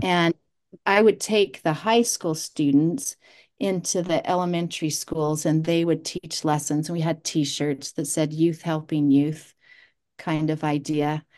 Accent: South Jordan, Utah, United States; also born or lived in Sanpete County, Utah; I grew up in South Jordan and went to Bingham High School

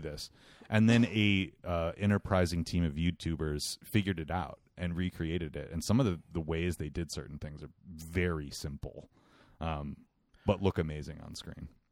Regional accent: United States; I'm an American person.

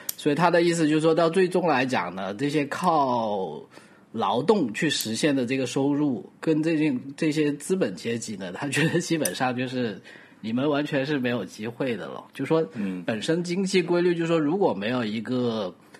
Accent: Guangdong, China; Chinese is a second language; 作为一个广东人

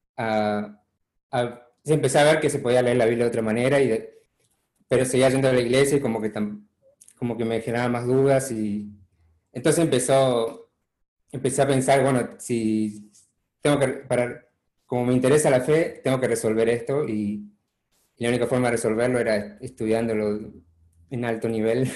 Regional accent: Chaco, Argentina; moved away as an adult; also born or lived in Buenos Aires / Córdoba; now in United States; nací en Buenos Aires originalmente, em, después viví en Chaco 10 años con mi familia, que em, mis padres fueron misioneros

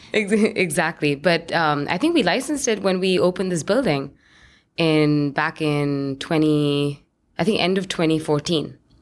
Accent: New Delhi, Delhi, India; moved away; I grew up in India, in, in New Delhi, which is the capital

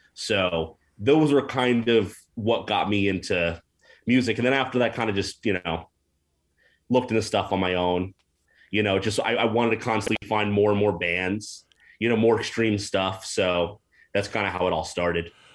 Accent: New Jersey, United States; moved away as an adult; also born or lived in Hackensack, New Jersey / Rochelle Park, New Jersey / Maywood, New Jersey / Montclair, New Jersey; now in Portland, United States; I'm from New Jersey originally

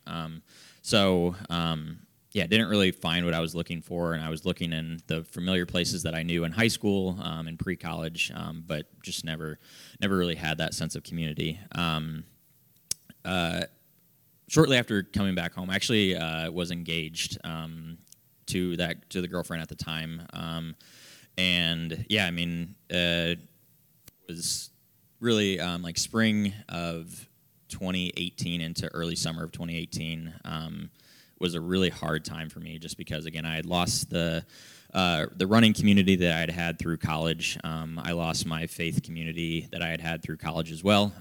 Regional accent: Fort Wayne, Indiana, United States; also born or lived in Marion, Indiana; I grew up in Fort Wayne

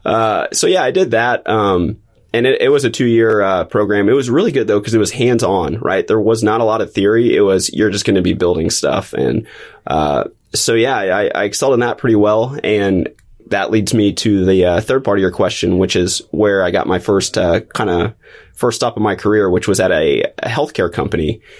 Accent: Springfield, Missouri, United States; I've been in Missouri, Southwest Missouri, since, since kindergarten

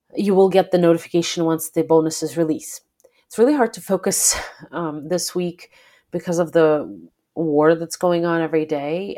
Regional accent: Belarus; moved away; I am originally from Belarus, and I grew up in a country where, uh, president was elected initially in nineteen ninety-four

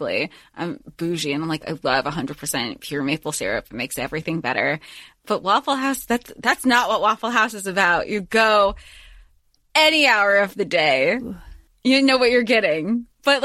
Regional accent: the South, United States; growing up in the South.

